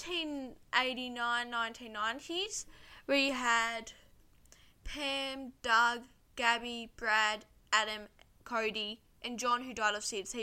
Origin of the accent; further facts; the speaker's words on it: Australia; I'm actually from Australia